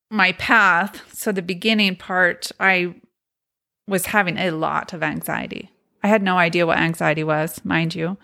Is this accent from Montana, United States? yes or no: yes; Montana, United States; also born or lived in Logan, Utah; I was born in Logan, and my parents, there was four of us children that were Mormon as children. But when I was two, we moved to Montana to a polygamous community. And so that's where I grew